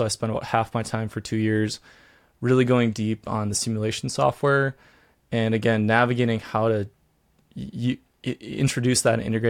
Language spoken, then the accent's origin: English; Minnesota, United States; So I grew up in Minnesota, but I went to school in North Dakota State.